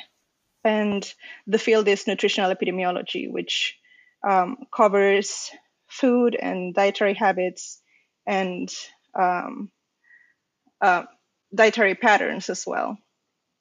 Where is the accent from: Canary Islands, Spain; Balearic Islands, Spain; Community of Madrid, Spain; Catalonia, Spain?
Canary Islands, Spain; Las Palmas de Gran Canaria; moved away as an adult; now in Lund, Sweden; I was at my hometown medical school in the, it's called the University of Las Palmas de Gran Canaria, and that's in a really long name for a university in the Canary Islands in Spain